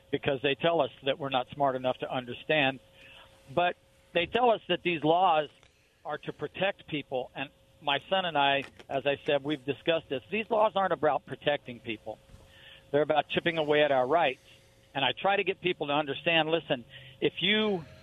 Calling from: Boardman, Oregon, United States; Hey, Rob, it's … I'm over by Boardman.

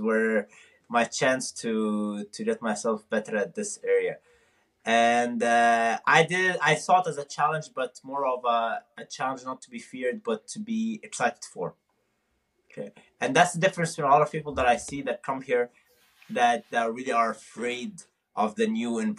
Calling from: Tucson, Arizona, United States; I'm actually calling from Tucson, Arizona. This is where I'm going for college

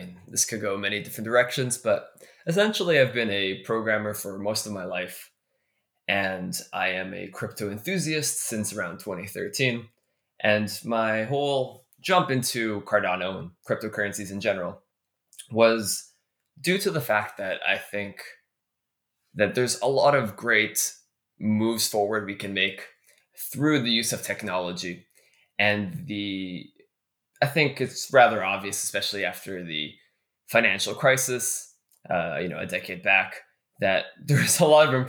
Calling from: Toronto, Ontario, Canada; I actually just came back from New York last week, where I was at the D-Lab offices, and I am dialing in from Toronto, Canada right now.

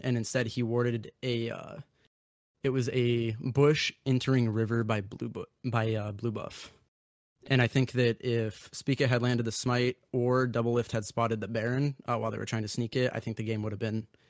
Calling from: Mason City, Iowa, United States; I'm calling from Mason City, Iowa.

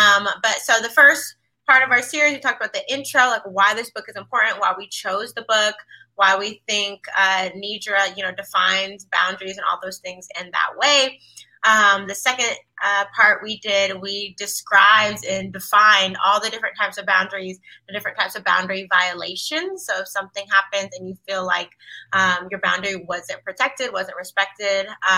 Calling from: Washington, District of Columbia, United States; I'm tuning in from Washington, D.C.

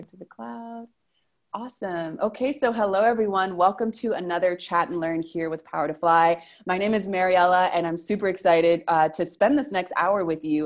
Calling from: Argentina; I'm calling from Argentina

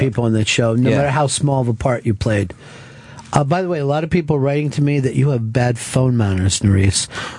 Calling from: Austin, Texas, United States; I'm calling from Austin.

